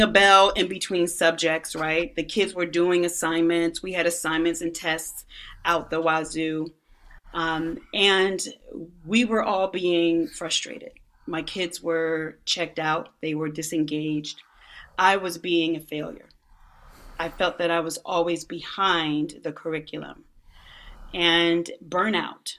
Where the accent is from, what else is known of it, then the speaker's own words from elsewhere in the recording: Philadelphia, Pennsylvania, United States; I grew up there in Philly, and I drove by this school every day on my way to high school.